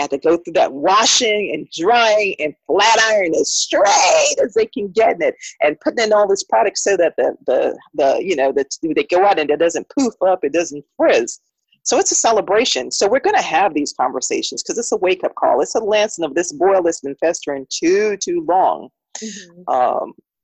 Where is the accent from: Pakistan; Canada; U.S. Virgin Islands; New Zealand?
U.S. Virgin Islands; St. Croix; moved away as an adult; also born or lived in South Florida / Miami, United States; now in Richmond, Virginia, United States; I transplanted, if you would say, as a very, very young adult from the U.S. Virgin Islands, St. Croix, to my little plug for my island, to Miami